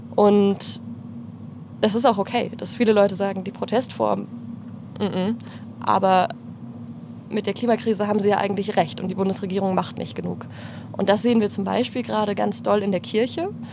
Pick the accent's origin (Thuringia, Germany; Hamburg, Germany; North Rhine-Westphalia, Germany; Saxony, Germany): Saxony, Germany; Radebeul; moved away as an adult; also born or lived in Heidelberg; now in Berlin, Germany; Radebeul, das Dorf, also das Dorf, die Kleinstadt, wo ich herkomme